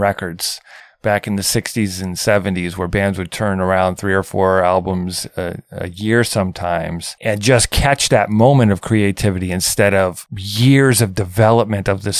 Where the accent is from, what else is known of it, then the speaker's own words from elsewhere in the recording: Midwest, United States; I'm from the Midwest, like the suburban type areas